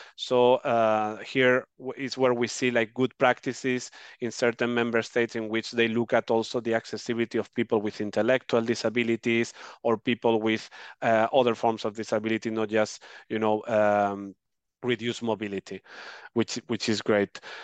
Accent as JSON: {"language": "English", "country": "Spain", "tie": "born or raised there", "said": "my home country, Spain"}